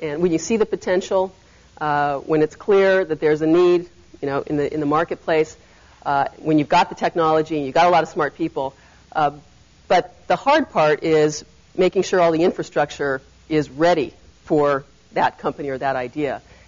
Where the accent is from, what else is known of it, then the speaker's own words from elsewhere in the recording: Berkeley, California, United States; I was raised in the Bay Area. I grew up in Berkeley.